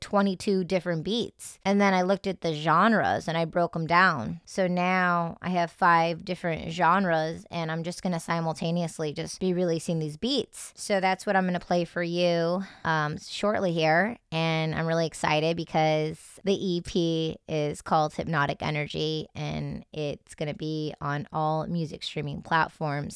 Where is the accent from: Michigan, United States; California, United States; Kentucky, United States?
Michigan, United States; Detroit; So I grew up in Detroit, Michigan, well, in the suburbs